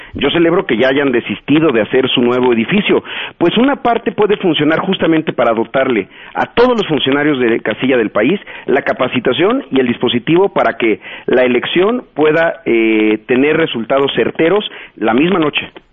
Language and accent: Spanish; Chiapas, Mexico; yo soy de Chiapas